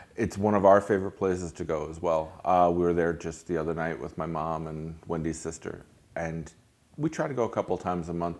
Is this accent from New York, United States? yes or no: yes; Hudson Valley, New York, United States; now in Lake Worth, United States; I grew up in New York, I grew up in the Hudson Valley